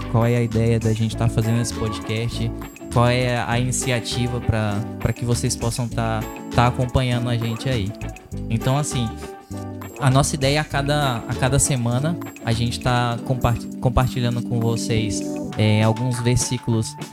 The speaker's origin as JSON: {"language": "Portuguese", "town": "Porto Velho", "region": "Rondônia", "country": "Brazil", "said": "é, eu sou aqui de Porto Velho, da Paz Church."}